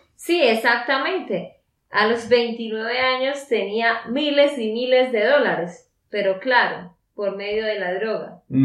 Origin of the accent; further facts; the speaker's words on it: Santander, Colombia; de Santander, Colombia